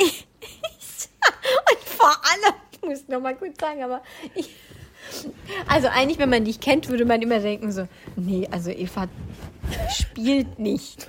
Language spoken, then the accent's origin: German; Swabia, Germany; ich bin ja Schwabe